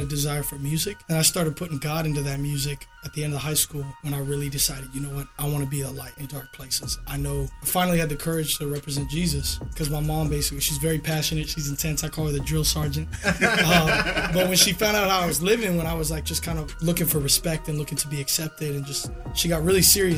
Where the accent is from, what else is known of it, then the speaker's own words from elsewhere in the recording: Florida, United States; I'm from Florida